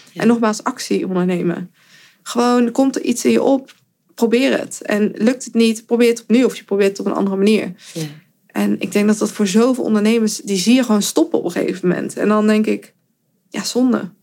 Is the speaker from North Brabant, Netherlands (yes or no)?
yes; 's-Hertogenbosch, North Brabant, Netherlands; in Den Bosch, waar ik vandaan kom